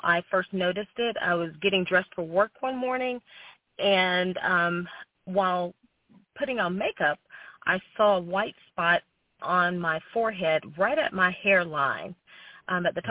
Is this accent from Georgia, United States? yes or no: yes; Athens, Georgia, United States; I'm from Athens, Georgia